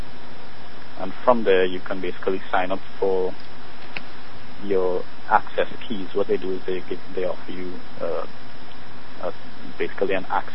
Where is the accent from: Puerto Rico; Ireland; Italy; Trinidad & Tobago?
Trinidad & Tobago; moved away; I'm originally from Trinidad